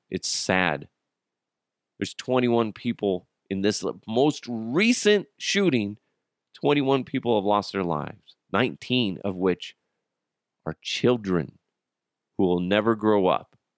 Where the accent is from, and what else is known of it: United States